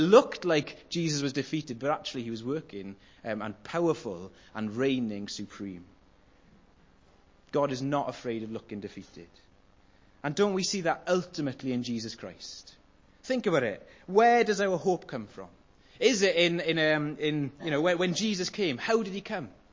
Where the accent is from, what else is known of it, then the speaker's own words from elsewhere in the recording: Welsh, Wales, United Kingdom; I'm Welsh, that's how I say it.